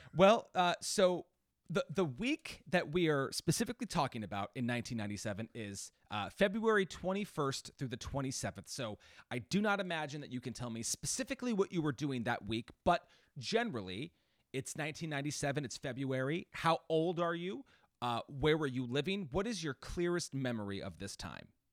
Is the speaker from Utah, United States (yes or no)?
no; Washington, United States; my home state of Washington